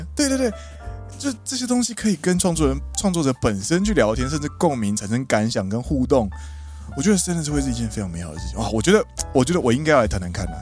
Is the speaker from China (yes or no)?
no; Kaohsiung, Taiwan; now in Japan; 加上我是高雄人